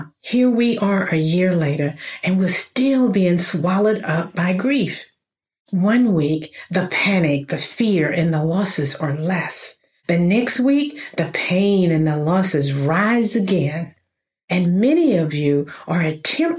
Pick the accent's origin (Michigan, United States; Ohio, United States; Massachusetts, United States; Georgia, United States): Georgia, United States; middle; I was born in Georgia, middle Georgia, to be more exact. You probably hear it in my voice now